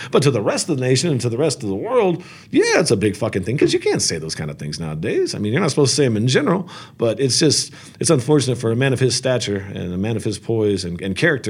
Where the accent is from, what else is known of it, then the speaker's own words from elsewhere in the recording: California, United States; I'm from Orange County.